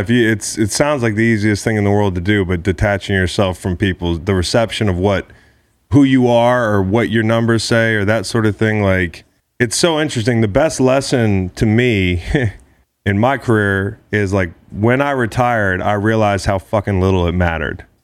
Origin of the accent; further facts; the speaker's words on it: Atlanta, Georgia, United States; now in Las Vegas, United States; I grew up in Atlanta